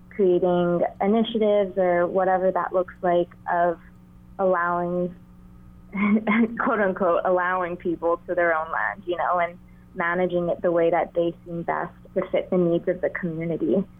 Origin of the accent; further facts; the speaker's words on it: Honolulu, Hawaii, United States; I grew up in Honolulu, Hawaii